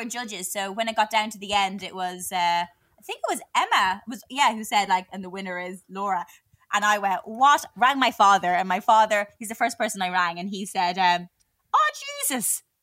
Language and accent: English; Ireland; I was living in Ireland, in my hometown